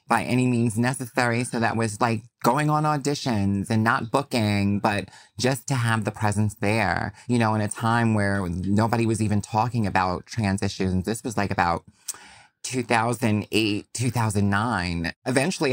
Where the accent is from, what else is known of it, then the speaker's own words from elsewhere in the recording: New York, United States; as a New Yorker